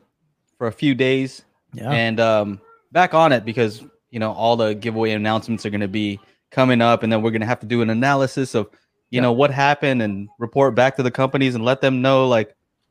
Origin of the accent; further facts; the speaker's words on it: Philippines; I'm Filipino. So, you know, we have Spanish names anyway.